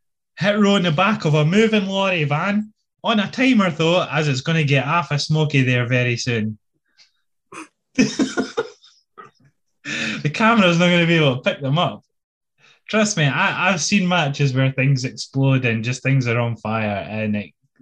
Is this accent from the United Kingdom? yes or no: yes; United Kingdom; I'm British